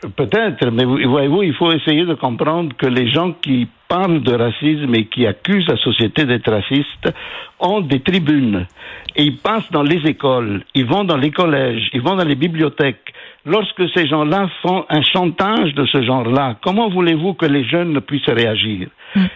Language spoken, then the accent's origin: French; Quebec, Canada; en tant que Québécois